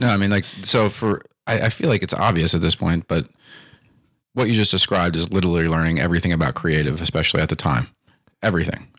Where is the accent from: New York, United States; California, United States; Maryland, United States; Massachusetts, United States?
Maryland, United States; Timonium; I grew up in Timoni and Maryland